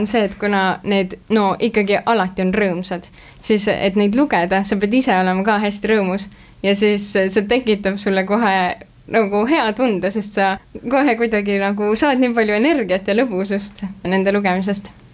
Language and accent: Estonian; Tartu, Tartu County, Estonia; moved away as an adult; now in Tallinn, Estonia; ma olengi Tartust pärit. nii et ma läksingi Tallinnasse alles siis, kui ma lavakasse sisse sain